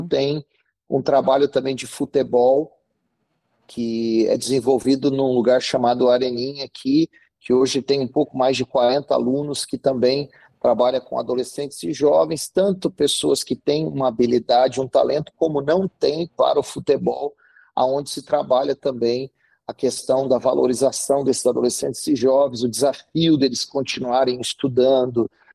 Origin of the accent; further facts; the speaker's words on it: Santa Catarina, Brazil; now in Juazeiro do Norte, Brazil; Eu, no caso, sou catarinense